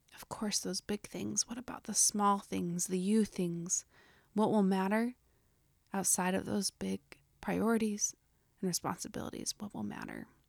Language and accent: English; Utah, United States; accent: Utah; my Utah accent